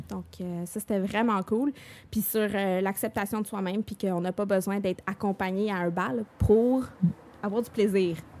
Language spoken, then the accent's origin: French; Montreal, Quebec, Canada; je viens de Montréal.